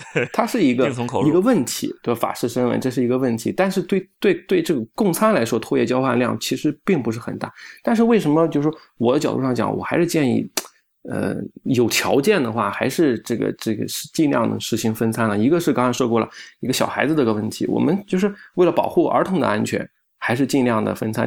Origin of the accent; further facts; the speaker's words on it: China; 我们中国人